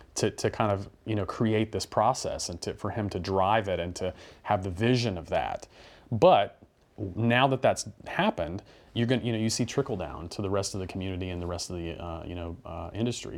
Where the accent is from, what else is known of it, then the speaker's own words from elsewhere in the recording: North Carolina, United States; moved away as an adult; North Carolina